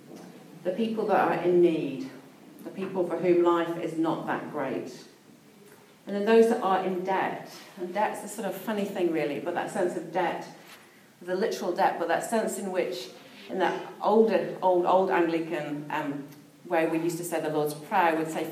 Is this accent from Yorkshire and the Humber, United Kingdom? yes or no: no; Peak District, East Midlands, United Kingdom; now in New Zealand; I was brought up in the Peak District, which is a beautiful part of England